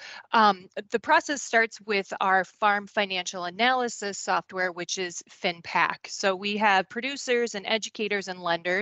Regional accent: Goodhue, Minnesota, United States; I grew up on a dairy farm and a crop farm, I guess, in Goodhue, Minnesota

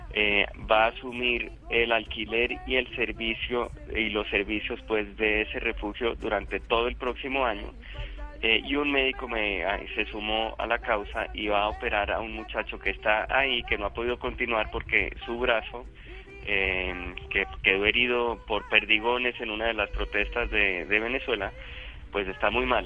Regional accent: Colombia

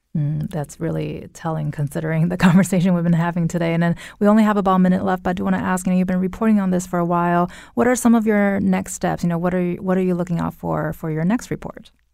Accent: near the Inland Empire, California, United States; now in Connecticut, United States; that's very close to my hometown

